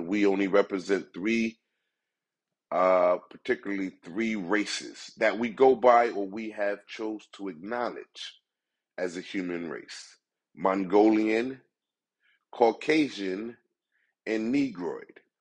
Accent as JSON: {"language": "English", "country": "United States", "said": "me as a black man in America"}